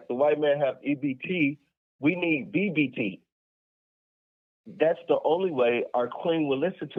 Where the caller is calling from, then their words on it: Los Angeles, California, United States; I'm calling from Los Angeles.